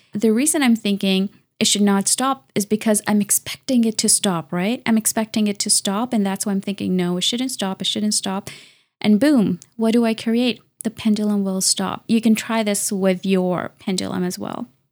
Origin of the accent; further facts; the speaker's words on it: Canada; I'm a Canadian engineer and researcher